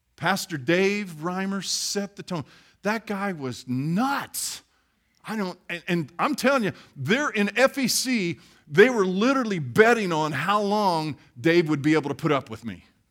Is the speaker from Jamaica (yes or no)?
no; Midwest, United States; I grew up in the Midwest and I worked on farms